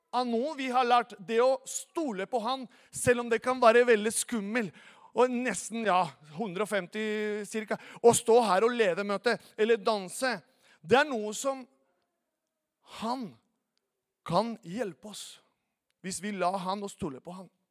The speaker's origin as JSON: {"language": "Norwegian", "country": "Venezuela", "second_language": "Norwegian", "moved": "yes", "lives_now": "Norway", "said": "er opprinnelig fra Venezuela"}